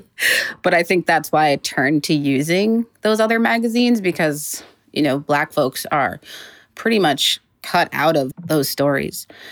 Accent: Massachusetts, United States; now in Los Angeles, United States; I'm from Massachusetts, so in a way it felt like I was kind of going home.

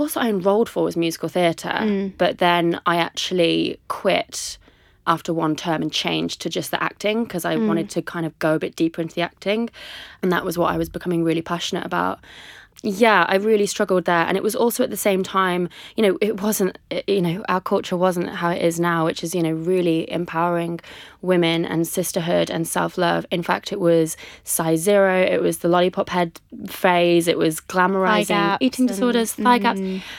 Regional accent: Coventry, West Midlands, United Kingdom; also born or lived in Liverpool, United Kingdom / London, United Kingdom / United States; I'm from Coventry in the Midlands. Mm. Moved around a lot. Been in Liverpool for a while. The States quite a lot. London.

